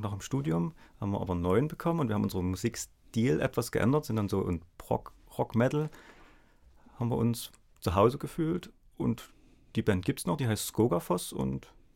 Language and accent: German; Dresden, Saxony, Germany; ich komme aus Dresden.